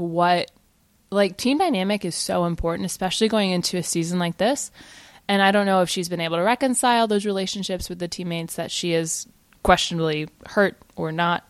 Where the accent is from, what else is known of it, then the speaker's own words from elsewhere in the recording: Virginia, United States; I grew up in Virginia